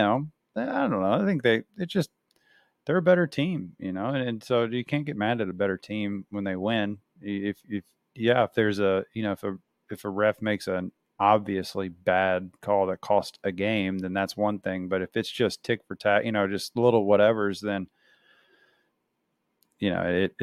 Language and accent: English; Louisville, Kentucky, United States; where I grew up in Kentucky and Louisville